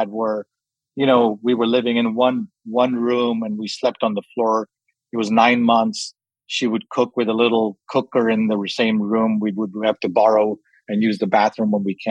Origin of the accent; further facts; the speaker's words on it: London, United Kingdom; also born or lived in Kenya; I grew up in England, in London from 5